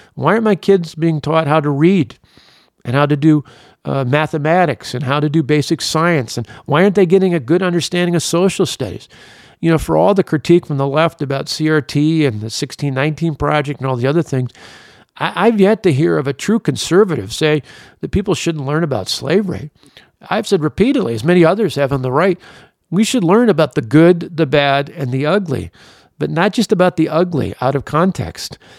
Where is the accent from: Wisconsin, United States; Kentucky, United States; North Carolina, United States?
Wisconsin, United States; Delavan; I grew up in Delavan, not too far from Kenosha